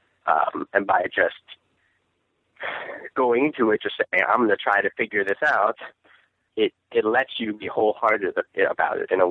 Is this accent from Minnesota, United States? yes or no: no; Northern Virginia, United States; moved away as an adult; now in San Francisco, United States; I'm from Northern Virginia, like the suburbs of D.C., just general suburbia.